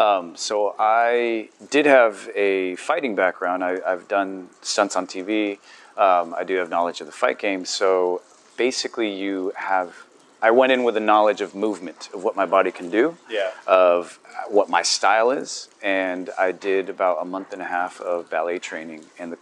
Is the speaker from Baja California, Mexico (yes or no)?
yes; Tijuana, Baja California, Mexico; also born or lived in San Diego, United States; I grew up in Tijuana in San Diego.